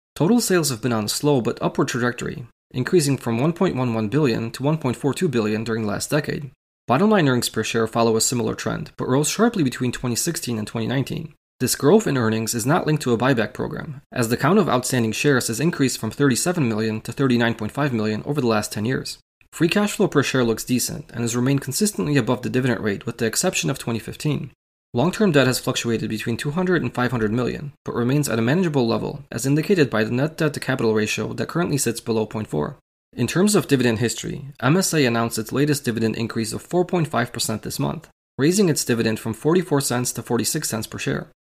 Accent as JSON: {"language": "English", "region": "Illinois", "country": "United States", "tie": "born or raised there", "said": "my home state of Illinois"}